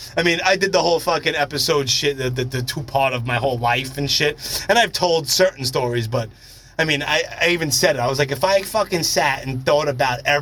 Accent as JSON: {"language": "English", "town": "New York City", "region": "New York", "country": "United States", "said": "Howard Beach"}